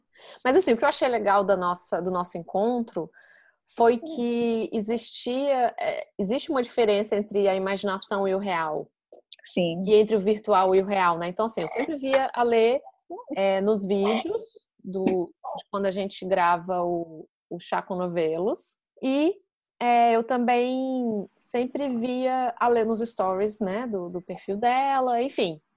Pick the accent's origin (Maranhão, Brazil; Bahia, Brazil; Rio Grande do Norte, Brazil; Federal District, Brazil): Federal District, Brazil; Brasília; moved away as an adult; now in London, United Kingdom; eu sou de Brasília, Fernanda também e Sofia também